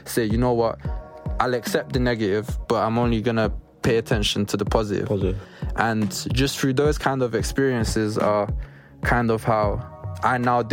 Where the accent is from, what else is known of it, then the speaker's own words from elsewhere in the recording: London, United Kingdom; we were all born and bred in Brent